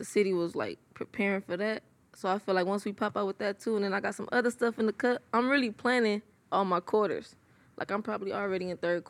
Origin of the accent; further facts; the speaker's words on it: Compton, California, United States; I'm from Compton, California. Wilmington Orms, to be exact